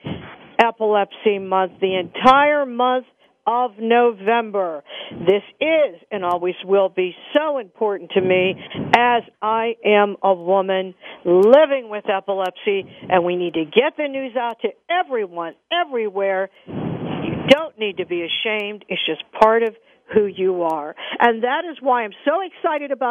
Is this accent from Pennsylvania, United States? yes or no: yes; Pittsburgh, Pennsylvania, United States; Pittsburgh, Pennsylvania, my hometown